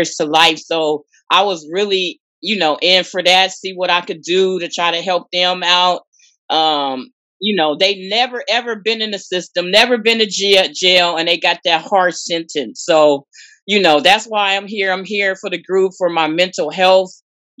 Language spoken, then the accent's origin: English; Oakland, California, United States; now in Richmond, United States; I'm from Oakland, California. I'm living in Contra Costa County now